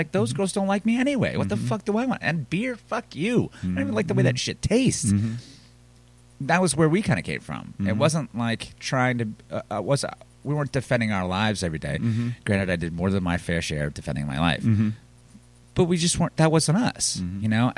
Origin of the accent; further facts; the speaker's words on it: the South, United States; We're from the South. We like being from the South. We like the slow pace.